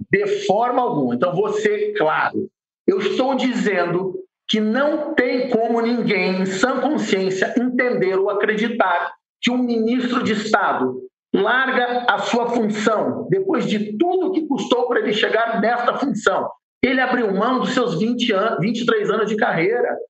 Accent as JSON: {"language": "Portuguese", "country": "Brazil", "said": "como brasileiro"}